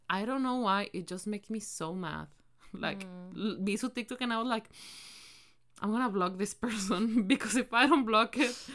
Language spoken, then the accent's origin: Spanish; Mexico; si México no es parte de Norteamérica, entonces ¿por qué somos parte del Tratado de Libre de Comercio de Norteamérica?